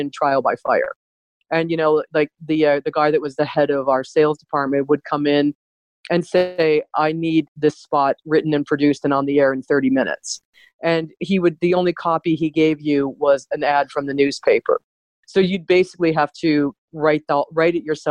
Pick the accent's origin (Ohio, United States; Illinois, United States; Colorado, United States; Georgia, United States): Ohio, United States; Cleveland; moved away as an adult; also born or lived in United Kingdom; now in Canada; I grew up in Cleveland.